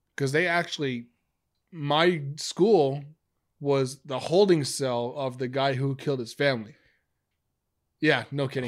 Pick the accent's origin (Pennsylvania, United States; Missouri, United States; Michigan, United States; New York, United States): New York, United States; Amityville; moved away; I'm from Amityville